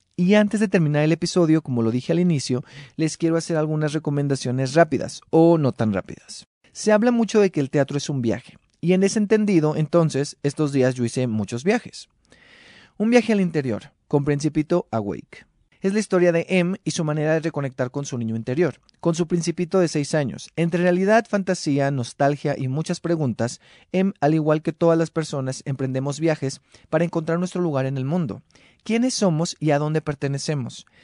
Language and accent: Spanish; Mexico; nuestra identidad como mexicanos en la actualidad